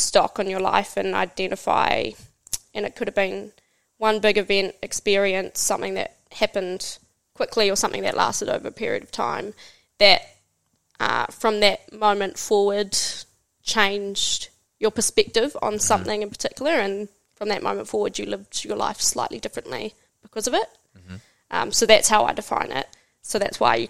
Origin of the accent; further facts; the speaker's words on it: Hamilton, Waikato, New Zealand; also born or lived in Whangarei, New Zealand / Hikurangi, New Zealand; moved to Hamilton, grew up there.